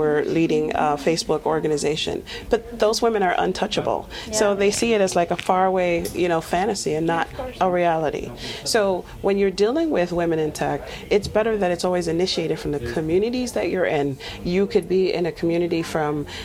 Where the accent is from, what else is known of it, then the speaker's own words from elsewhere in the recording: Nigeria; now in United States; I was originally from Nigeria